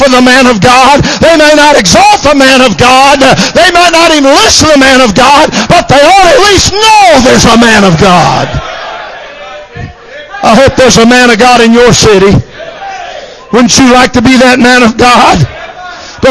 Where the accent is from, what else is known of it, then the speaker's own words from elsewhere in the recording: Michigan, United States; I was raised in Michigan